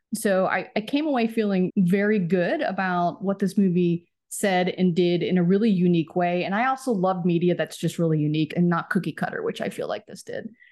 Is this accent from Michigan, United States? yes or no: no; Plano, Texas, United States; moved away as an adult; also born or lived in St. Louis, Missouri; now in Los Angeles, United States; I'm from Dallas, I'm a Cowboys fan